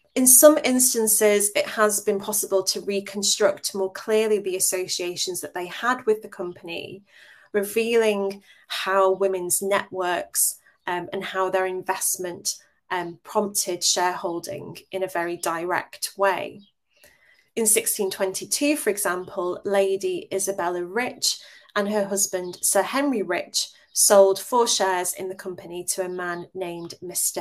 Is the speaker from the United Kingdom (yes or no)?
yes; England, United Kingdom